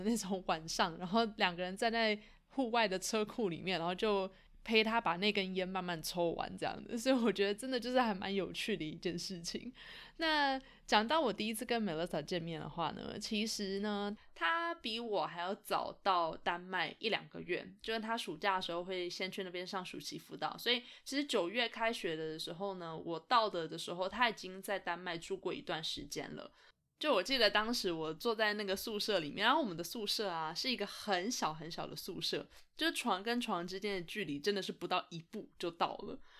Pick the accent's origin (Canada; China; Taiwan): Canada; 那他知道我是从加拿大来的之后，就觉得很有很有兴趣吧。他说他对加拿大也非常有好感。